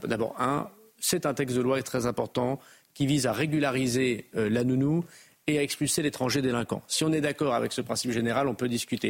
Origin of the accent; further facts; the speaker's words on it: Roubaix, Hauts-de-France, France; je suis du Nord. Voilà, je suis de Tourcoing-Roubaix